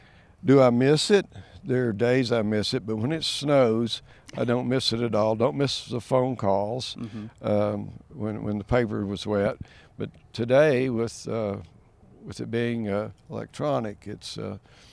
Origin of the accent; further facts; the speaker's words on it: Maryville, Tennessee, United States; I was born and raised in East Tennessee, actually in Blount County, Maryville, in my district.